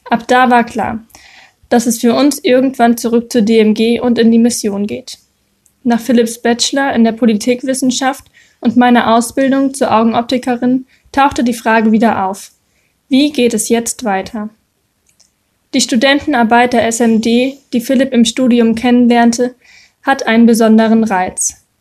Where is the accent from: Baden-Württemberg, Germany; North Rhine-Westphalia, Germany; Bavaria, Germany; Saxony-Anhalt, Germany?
North Rhine-Westphalia, Germany; Meine Heimat ist das Siegerland, nahe Freudenberg.